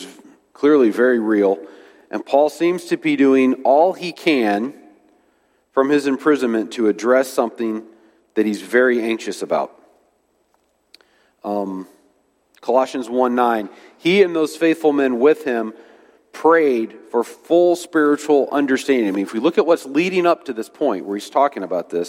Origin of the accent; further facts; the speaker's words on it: United States; we have as Americans